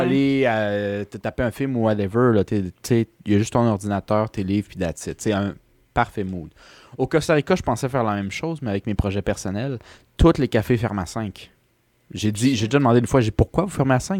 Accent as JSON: {"language": "French", "country": "Canada", "said": "je suis Canadien"}